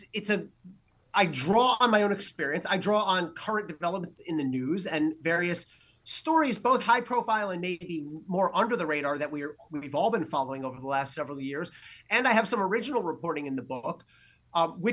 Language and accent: English; New Jersey, United States; So I am a Jersey kid. I'm from New Jersey.